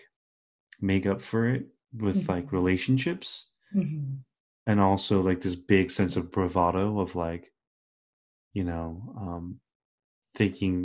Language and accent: English; United States; my brother and I were raised in America our entire lives, or like most of our lives